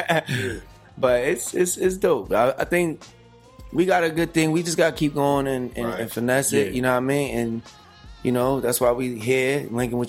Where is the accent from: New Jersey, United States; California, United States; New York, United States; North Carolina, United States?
New Jersey, United States; Trenton; Trenton, New Jersey. That's where we're from